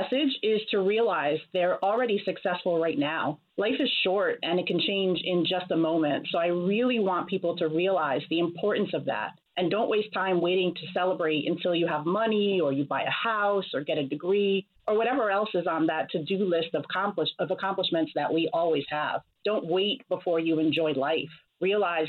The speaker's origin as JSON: {"language": "English", "region": "New York", "country": "United States", "tie": "born or raised there", "said": "I'm from New York, where I attended the Bronx High School of Science"}